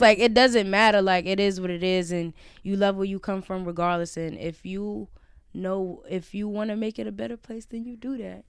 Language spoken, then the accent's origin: English; New York City, New York, United States; I'm from Brownsville